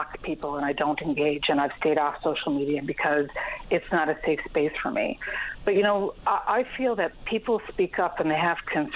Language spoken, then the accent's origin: English; Canada; my dad spent 30 years leading in my hometown of Bjorn when I grew up there